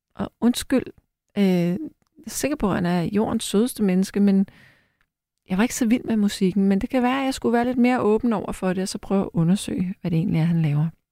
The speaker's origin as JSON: {"language": "Danish", "town": "Frederiksberg", "region": "Capital Region of Denmark", "country": "Denmark", "tie": "born or raised there", "said": "på Frederiksberg, hvor jeg er opvokset"}